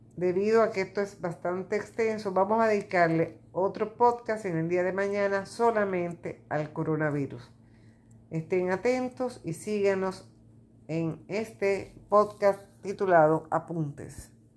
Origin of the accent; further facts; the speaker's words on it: Dominican Republic; en mi país, República Dominicana